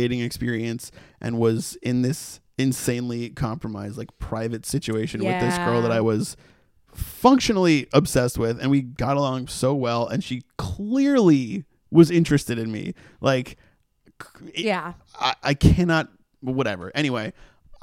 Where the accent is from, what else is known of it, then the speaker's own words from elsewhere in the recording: Massachusetts, United States; now in Los Angeles, United States; we're from Massachusetts